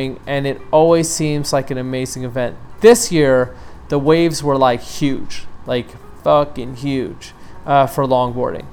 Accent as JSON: {"language": "English", "town": "New York City", "region": "New York", "country": "United States", "tie": "born or raised there", "said": "my hometown of New York City"}